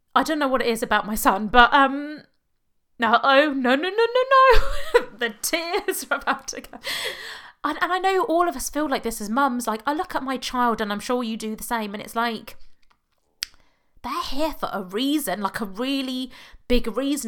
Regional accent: United Kingdom; accent: British; now in Oxfordshire, United Kingdom; even though I know you can tell from my accent I'm British

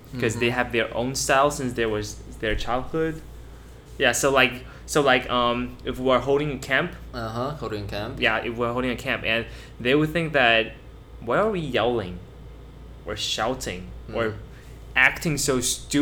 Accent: Pingzhen, Taoyuan, Taiwan; now in Zhongli, Taiwan; I came from Pingzhen. But, and I moved to Zhongli

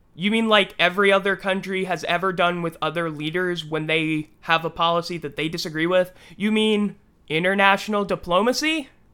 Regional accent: United States; as an American citizen

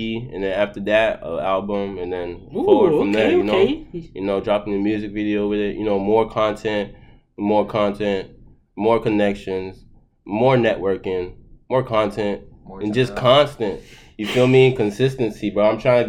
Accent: Boston, Massachusetts, United States; born there; also born or lived in Haiti / Florida; I was born in Boston.

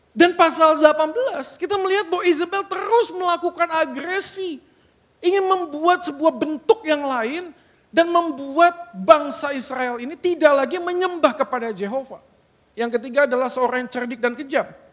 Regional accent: Bandung, West Java, Indonesia; moved away; Sebagai orang yang lahir dan besar di Bandung

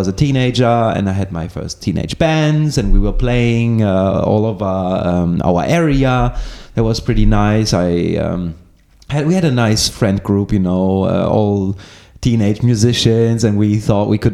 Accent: Germany; now in Greece; I'm a half Greek, half German person. I grew up in Germany and I ended up in Greece

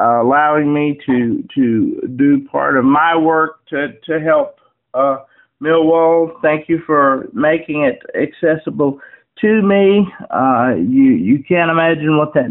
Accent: Wytheville, Virginia, United States; my hometown where I've lived all my life

